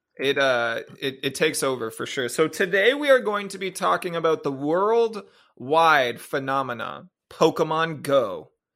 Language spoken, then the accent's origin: English; Ontario, Canada; also born or lived in Japan; I'm a Canadian boy with an American phone who was in Japan